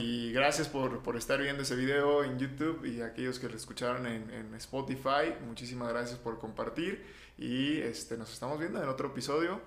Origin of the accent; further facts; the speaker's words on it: Mexico; nosotros desde nuestra postura como mexicanos